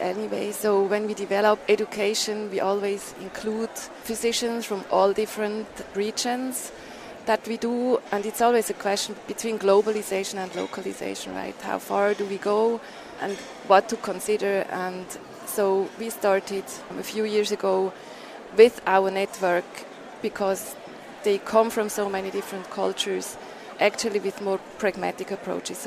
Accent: Switzerland; I'm from Switzerland.

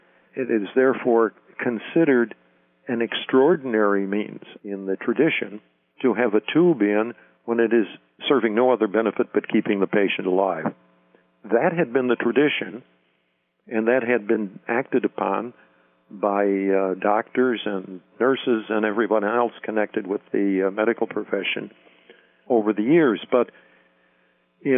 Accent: Chicago, Illinois, United States; I grew up in Chicago, and I went to Catholic seminaries in Chicago, studied to be a priest in theology at the seminary in Mundelein, Illinois, and I was ordained in 1958.

